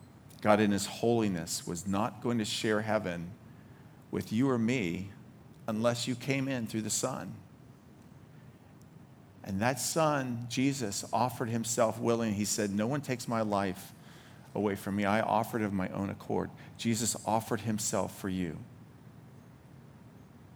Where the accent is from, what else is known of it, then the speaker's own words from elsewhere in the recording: Baltimore, Maryland, United States; I'm from Baltimore